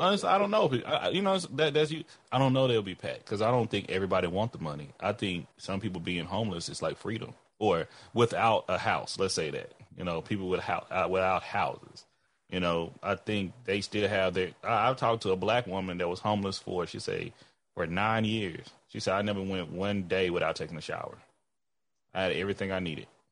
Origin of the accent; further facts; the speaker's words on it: Texas, United States; I'm black before I'm a Texan